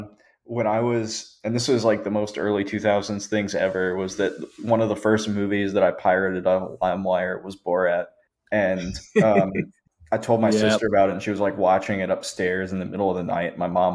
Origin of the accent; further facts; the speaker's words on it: Asheville, North Carolina, United States; So originally I'm from Asheville, North Carolina.